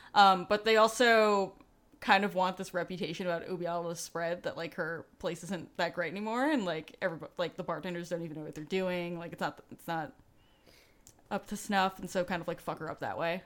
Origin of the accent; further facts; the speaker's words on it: New York City, New York, United States; I grew up in New York, um, New York City